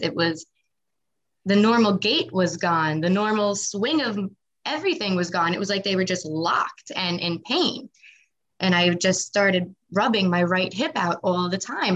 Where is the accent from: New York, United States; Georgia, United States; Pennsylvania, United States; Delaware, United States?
New York, United States; Nassau County, Long Island; also born or lived in Wantagh, New York / Massapequa, New York / Manorville, New York; I grew up though in Nassau County